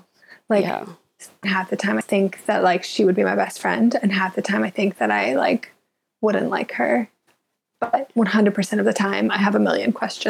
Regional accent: Southern Indiana, United States; moved away as an adult; now in London, United Kingdom; I'm such a bad farm girl. Like, I'm from Southern Indiana

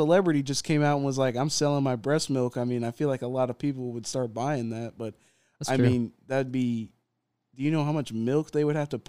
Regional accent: Texas, United States

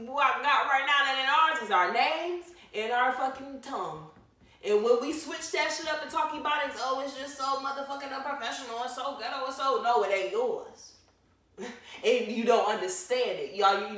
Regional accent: Decatur, Georgia, United States; born there; I'm black, and as far as I know, I was born in Decatur, Georgia.

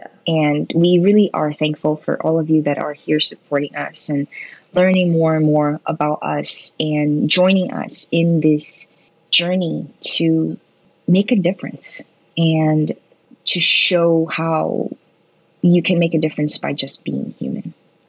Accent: New Jersey, United States; born there; I guess we were both born in the Northeast. I was born in New Jersey.

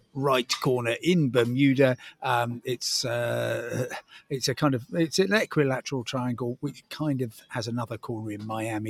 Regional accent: Crawley, South East England, United Kingdom; growing up in Crawley

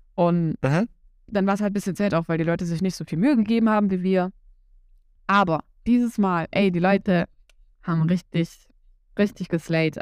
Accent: Saxony-Anhalt, Germany; Bei uns in Sachsen-Anhalt

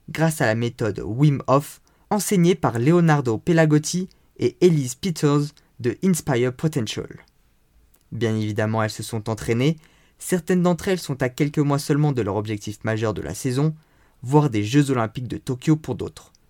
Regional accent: Font-Romeu, Occitania, France; je viens de Font-Romeu

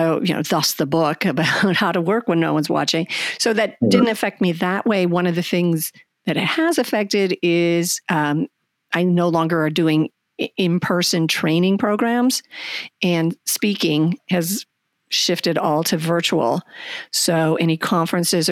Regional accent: Brainerd, Minnesota, United States; I'm from Brainerd, Minnesota, right smack in the middle of Minnesota. Born and raised there

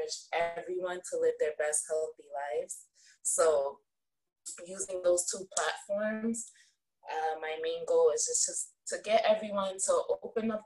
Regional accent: New Jersey, United States; I'm from New Jersey.

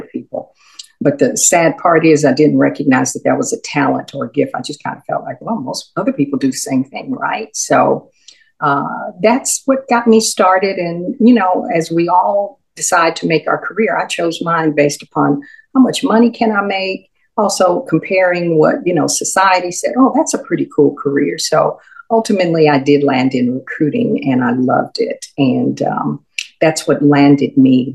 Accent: Houston, Texas, United States; I grew up in Houston. My mother was a native Houstonian

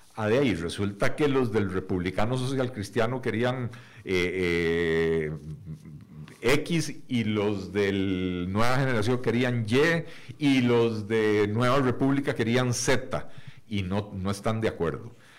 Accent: Costa Rica; como costarricenses

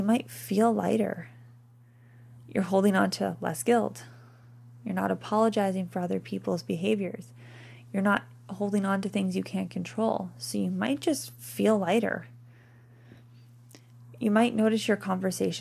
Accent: Canada; we're Canadian

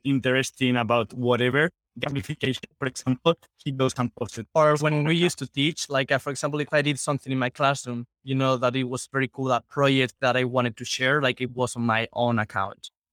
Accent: Spain; English is a second language; we are from Spain

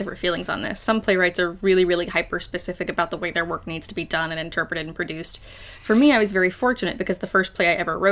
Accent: Morgantown, West Virginia, United States; So I am originally from Morgantown, West Virginia. That's where I was born and raised

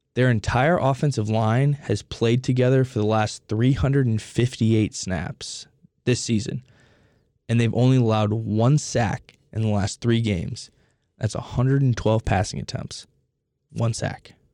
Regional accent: Indianapolis, Indiana, United States; I grew up in Indianapolis

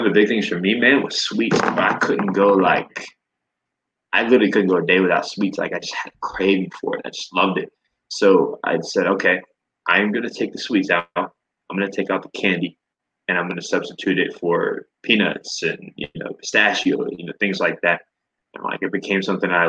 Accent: Florida, United States; moved away; So I am a Florida boy. I'm originally from Florida

